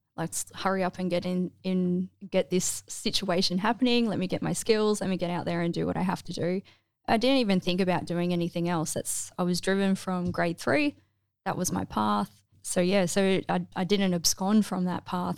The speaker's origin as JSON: {"language": "English", "town": "Melbourne", "region": "Victoria", "country": "Australia", "tie": "born or raised there", "moved": "as an adult", "said": "I grew up in mostly Melbourne, but like, um, Peninsula, Mornington Peninsula area"}